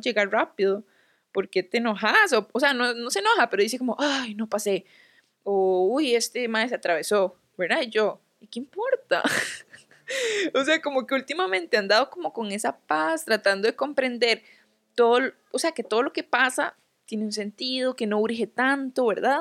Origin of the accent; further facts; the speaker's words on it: Guápiles, Limón, Costa Rica; moved away; no soy de San José, ¿verdad? Soy de Guapiles